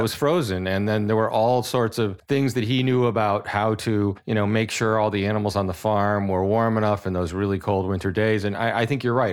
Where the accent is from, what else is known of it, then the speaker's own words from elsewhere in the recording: New England, United States; someone who's born and raised in New England